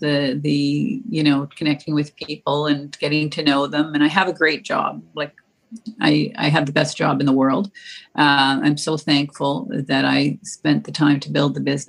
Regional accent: the West, Western Canada, Canada; moved away; I grew up in the West, and my French teacher was sadly lacking

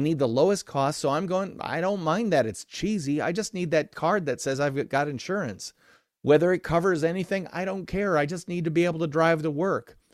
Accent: Midwestern American, United States; I'm Midwestern American

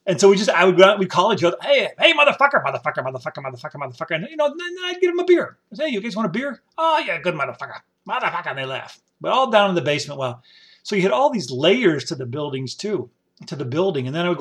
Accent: Syracuse, New York, United States; moved away as an adult; I said, oh, no, Syracuse

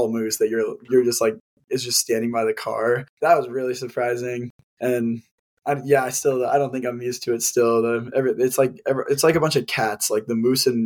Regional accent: Denver, Colorado, United States; moved away as an adult; now in Anchorage, United States; I'm not from here, I'm from Denver, and so when I like moved up here

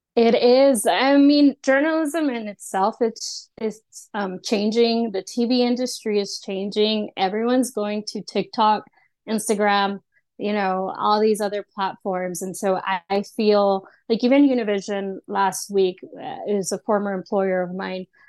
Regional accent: Austin, Texas, United States; I am from Austin

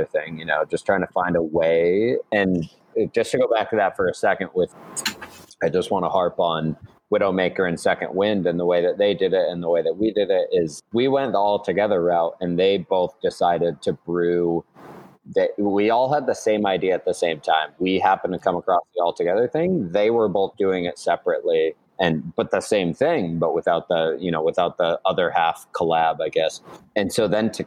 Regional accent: northern Colorado, United States; now in Massachusetts, United States; I grew up in northern Colorado

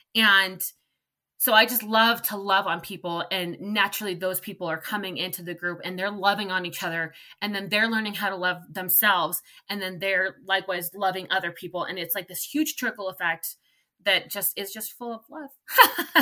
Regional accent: California, United States; I'm from California

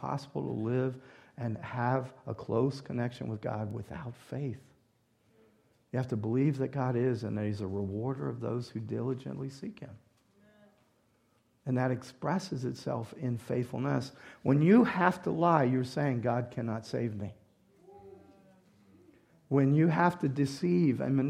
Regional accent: the South, United States; moved away; also born or lived in Louisiana; I grew up in the South

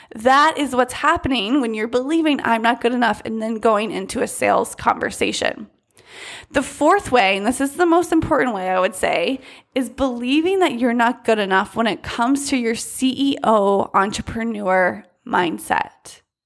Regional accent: United States; growing up in the United States

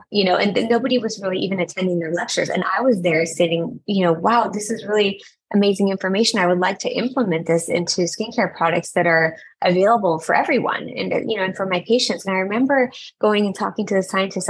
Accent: Orange County, California, United States; I moved back to my hometown of Orange County and started my own practice.

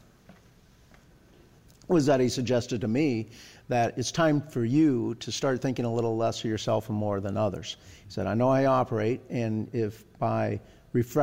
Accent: Iowa, United States; the state that I'm from Iowa

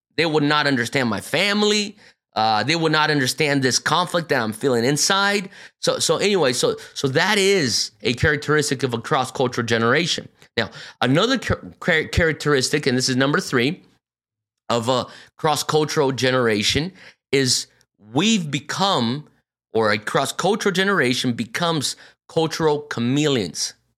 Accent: São Paulo, Brazil; moved away as an adult; also born or lived in North Carolina, United States / Pennsylvania, United States; I was born and raised here, but I mean, I was raised in a Japanese bubble inside São Paulo, Brazil

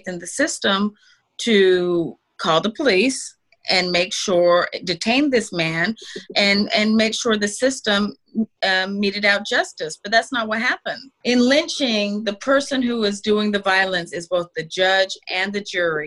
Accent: Salt Lake City, Utah, United States; I was raised in Salt Lake City, Utah.

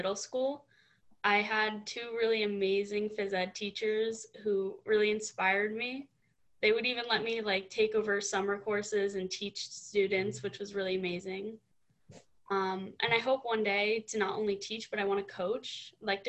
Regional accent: Newton, New Jersey, United States; I'm from Newton, New Jersey, which is way up in North Jersey.

